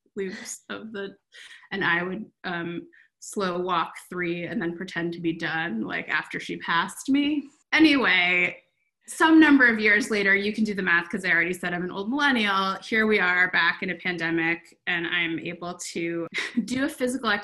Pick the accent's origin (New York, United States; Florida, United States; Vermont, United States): Vermont, United States; I grew up in Vermont, and I am in Vermont now